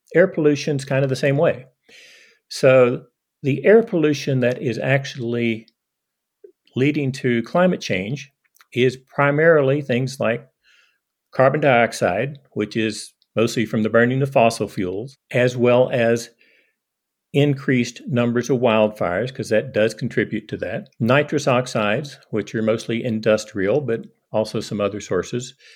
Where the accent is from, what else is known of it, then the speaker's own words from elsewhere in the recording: eastern Kentucky, United States; moved away as an adult; now in Hardin, United States; I grew up in eastern Kentucky, not Appalachia, but the, the foothills of Appalachia